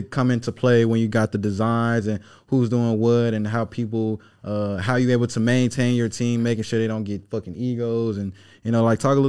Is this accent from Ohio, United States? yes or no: no; Memphis, Tennessee, United States; So, now, I'm from the South. I'm from Memphis.